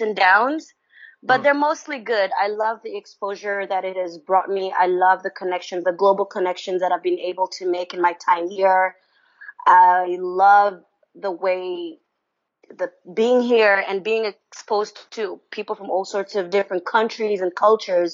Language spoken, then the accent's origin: English; Kampala, Central Region, Uganda; moved away as an adult; also born or lived in Shandong, China; now in Beijing, China; I'm from Uganda, from a city called Kampala, which is the capital of Uganda.